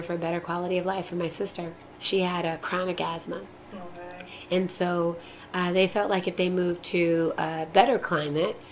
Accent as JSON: {"language": "English", "town": "Buffalo", "region": "New York", "country": "United States", "tie": "born or raised there", "also_born_or_lived": "Texas", "said": "I grew up in Western New York, so I consider myself a Western New Yorker"}